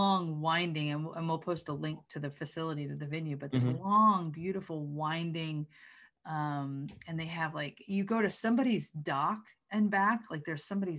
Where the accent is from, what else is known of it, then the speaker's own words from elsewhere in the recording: Oak Ridge, Tennessee, United States; I was born and raised in Oak Ridge.